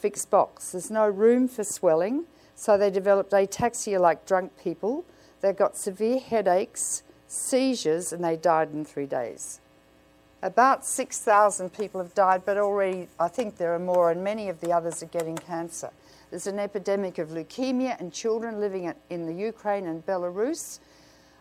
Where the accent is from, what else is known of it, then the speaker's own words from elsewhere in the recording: Australia; I come from Australia